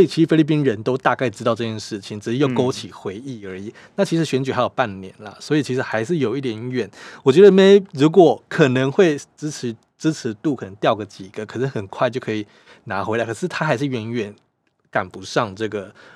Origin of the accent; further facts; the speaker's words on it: Taiwan; 以我们台湾人的话